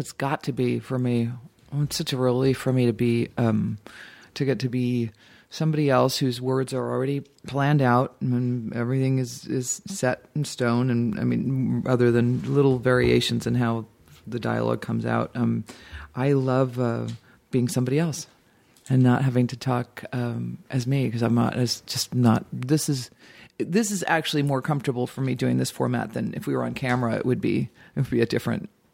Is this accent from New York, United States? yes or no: no; Dayton, Ohio, United States; moved away; also born or lived in Boston / Cincinnati; I was born in Boston, but grew up in Ohio. But I always just say I'm from Dayton